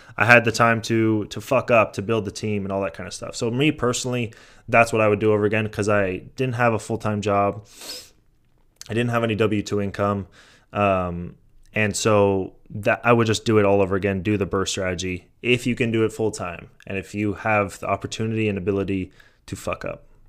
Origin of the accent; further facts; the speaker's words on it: San Mateo, California, United States; moved away; I grew up in San Mateo